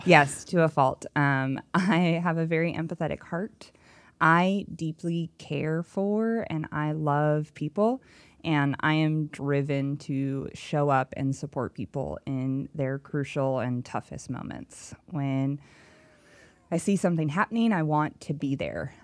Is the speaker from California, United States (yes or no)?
yes; Los Angeles, California, United States; accent: Valley Girl; moved away; born and raised in Los Angeles, and I spent twenty-seven years, so I have a legit Valley Girl accent